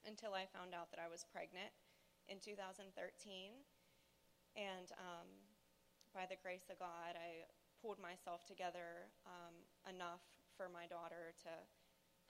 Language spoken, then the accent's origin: English; Pittsburgh, Pennsylvania, United States; I'm from Pittsburgh, Pennsylvania